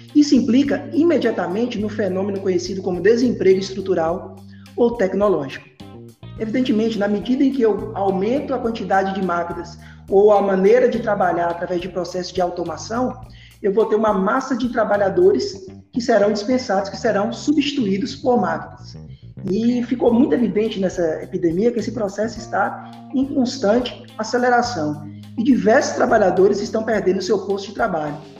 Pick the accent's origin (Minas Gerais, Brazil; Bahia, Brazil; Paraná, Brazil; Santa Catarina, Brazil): Bahia, Brazil; moved away as an adult; now in Paraíba, Brazil; sou baiano